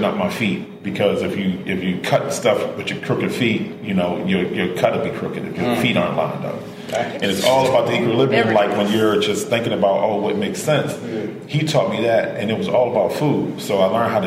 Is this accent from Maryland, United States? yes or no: yes; Baltimore, Maryland, United States; I grew up in Warburg Junction.